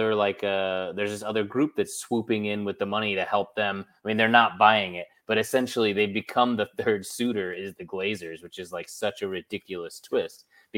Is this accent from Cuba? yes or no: no; United Kingdom; very influential in my country. I'm British.